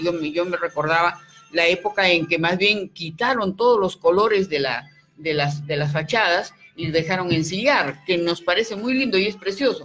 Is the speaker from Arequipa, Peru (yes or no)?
yes; Arequipa, Peru